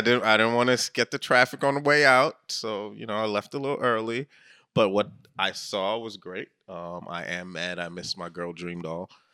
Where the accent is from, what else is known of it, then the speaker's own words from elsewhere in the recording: New York, United States; I am a New Yorker